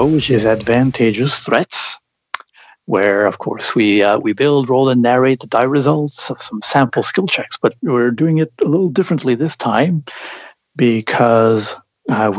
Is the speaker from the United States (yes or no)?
no; Canada; I'm Canadian